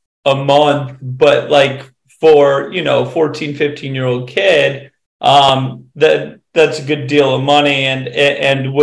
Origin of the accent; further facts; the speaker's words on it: Western Massachusetts, United States; I grew up in a small town in Western Massachusetts.